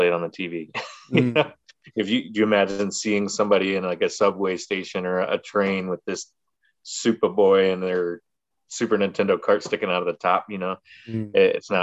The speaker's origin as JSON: {"language": "English", "town": "Chicago", "region": "Illinois", "country": "United States", "tie": "born or raised there", "said": "growing up in the Chicagoland area in the 90s"}